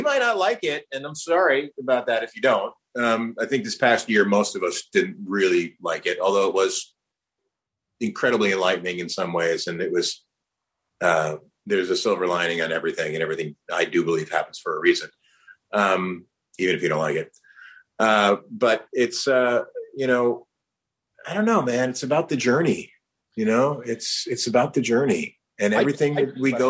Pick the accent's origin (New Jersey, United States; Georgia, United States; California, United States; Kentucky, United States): New Jersey, United States; also born or lived in New York; I was born in New York, raised in New Jersey. I'd never been up in the Twin Towers because they're there, like the Twin Towers.